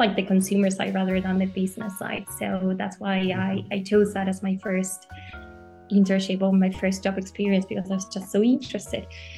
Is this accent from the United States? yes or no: no; Argentina; moved away as an adult; now in Europe; I'm actually from Argentina, but I've been living in Europe for about 4 to 5 years now